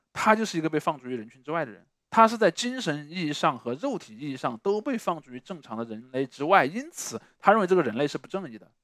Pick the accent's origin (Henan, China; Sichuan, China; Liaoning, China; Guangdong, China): Sichuan, China; 我是个四川人，第二呢，我是个理科班的学生